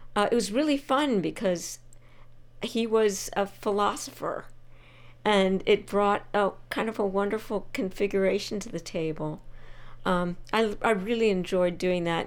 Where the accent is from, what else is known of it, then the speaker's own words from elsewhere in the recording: Bucks County, Pennsylvania, United States; moved away; as a young child, I was in Bucks County, Pennsylvania